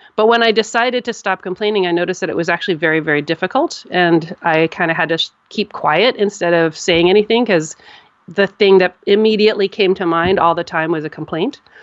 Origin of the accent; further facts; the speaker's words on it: United States; I'm an American and here we have a culture of complaining